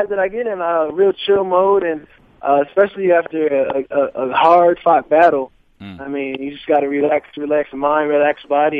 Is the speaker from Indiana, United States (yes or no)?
no; Chandler, Arizona, United States; also born or lived in Minnesota; I moved from Minnesota when I was like 7 or 8. And really grew up in Arizona.